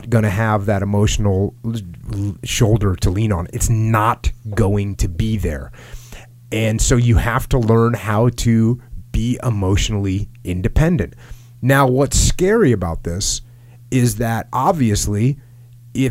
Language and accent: English; East Coast, United States; I grew up on the East Coast